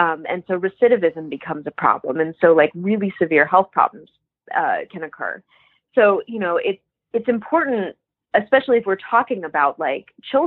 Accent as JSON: {"language": "English", "town": "Boca Raton", "region": "Florida", "country": "United States", "said": "I'm from Boca Raton, Florida, which is a very image conscious place"}